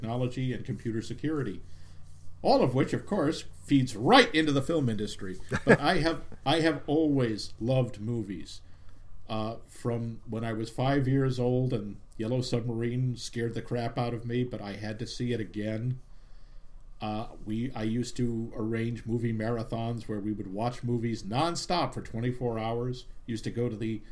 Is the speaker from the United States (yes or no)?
yes; Boston, Massachusetts, United States; accent: Boston; also born or lived in Midwest; I grew up in the greater Boston area